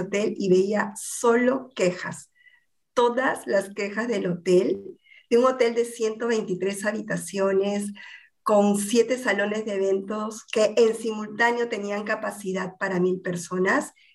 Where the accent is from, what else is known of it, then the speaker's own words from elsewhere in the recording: Lima, Peru; also born or lived in Argentina; soy limeña, peruana